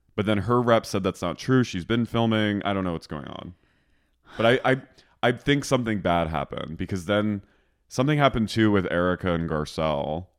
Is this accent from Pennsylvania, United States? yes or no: yes; Philadelphia, Pennsylvania, United States; now in Los Angeles, United States; I'm from Philly